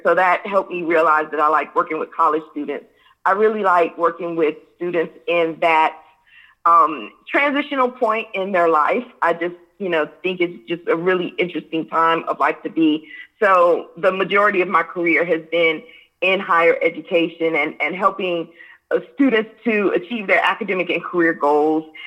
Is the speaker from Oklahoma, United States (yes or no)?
no; Hampton, Virginia, United States; I was raised in Hampton, Virginia